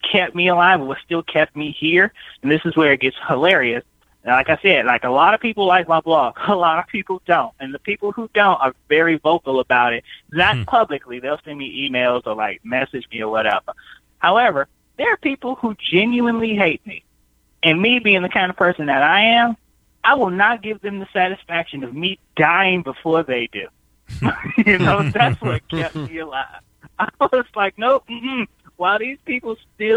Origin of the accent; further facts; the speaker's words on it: United States; I grew up here in America